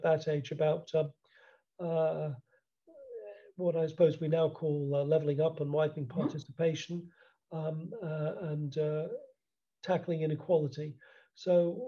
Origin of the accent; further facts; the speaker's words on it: United States; also born or lived in Cambridge, England / Worcester, England; now in United Kingdom; as you can probably tell from my accent, I started life in the United States